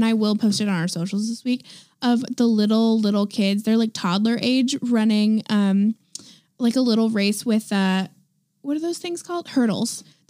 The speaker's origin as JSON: {"language": "English", "region": "Oregon", "country": "United States", "tie": "born or raised there", "moved": "yes", "lives_now": "California, United States", "said": "I was born in Oregon."}